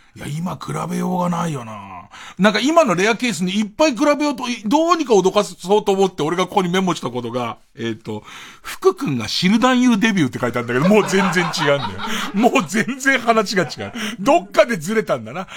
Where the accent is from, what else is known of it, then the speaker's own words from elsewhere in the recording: Tokyo, Japan; その東京の荒川区で生まれた俺